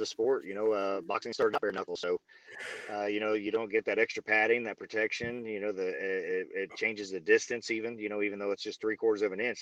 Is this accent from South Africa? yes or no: no; Missouri, United States; I'm from Missouri, the Show Me State